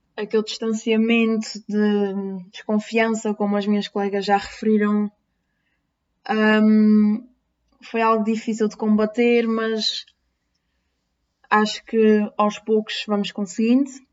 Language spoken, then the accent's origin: Portuguese; Terceira Island, Azores, Portugal; now in Lisbon, Portugal; eu não sou natural de Lisboa, sou dos Açores, nomeadamente a Ilha Terceira